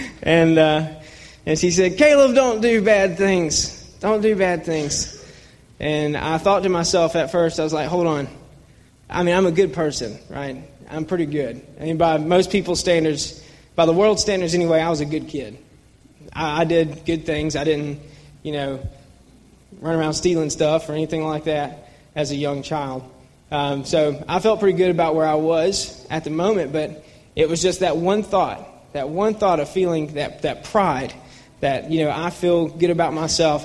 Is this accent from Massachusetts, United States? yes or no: no; Atlanta, Georgia, United States; I grew up in Buckhead, Georgia